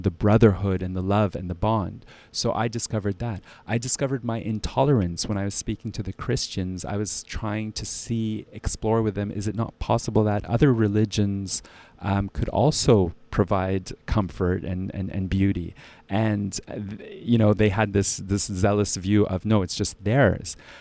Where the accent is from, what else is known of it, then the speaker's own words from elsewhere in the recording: Ottawa, Ontario, Canada; also born or lived in Halifax; now in Switzerland; I was born in Halifax, raised in Ottawa, and, uh, I currently live in Switzerland